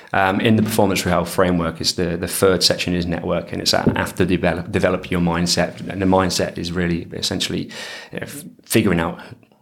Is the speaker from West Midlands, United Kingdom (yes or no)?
yes; Coventry, West Midlands, United Kingdom; From a place called Coventry, which is basically a bit of a bum city right in the middle of.